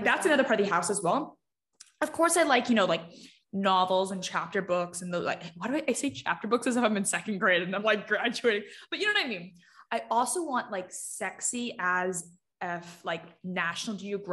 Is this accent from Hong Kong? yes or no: yes; Hong Kong; moved away; I grew up in Hong Kong